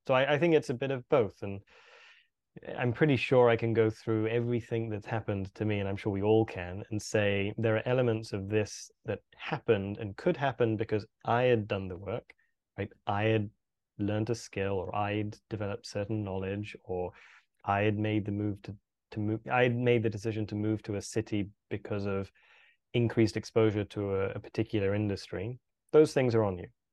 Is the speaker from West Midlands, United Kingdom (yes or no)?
yes; Birmingham, West Midlands, United Kingdom; I was born and bred in the U K, grew up in a, in a city called Birmingham